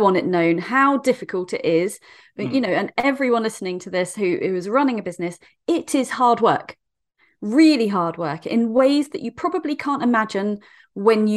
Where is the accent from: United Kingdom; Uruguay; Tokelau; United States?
United Kingdom; Dorset, South West England; I'm from Dorset in the UK.